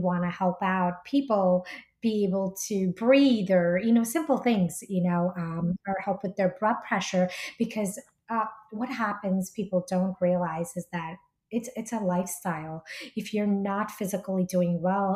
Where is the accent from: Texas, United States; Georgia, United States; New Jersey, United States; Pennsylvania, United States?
New Jersey, United States; also born or lived in India; now in New York City, United States; So I was born in India originally, grew up in Jersey